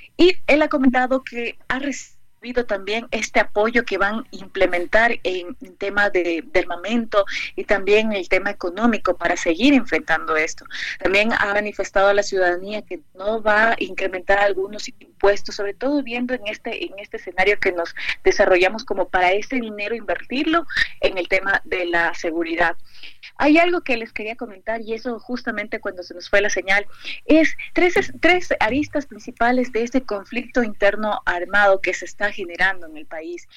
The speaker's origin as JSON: {"language": "Spanish", "country": "Ecuador", "said": "nos ha fortalecido como ecuatorianos"}